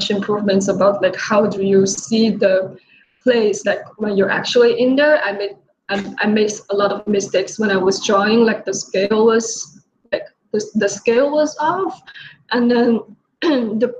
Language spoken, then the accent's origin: English; Changchun, Jilin, China; moved away as an adult; now in New York, United States; I came from China, from a city called Changchun, and I come to New York for university.